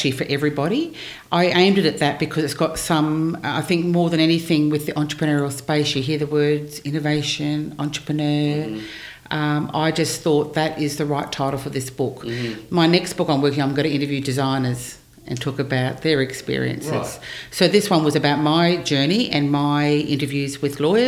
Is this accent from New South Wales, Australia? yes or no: no; Brisbane, Queensland, Australia; also born or lived in New York; I was born in Brisbane. Okay. I've lived in Brisbane all my life, actually.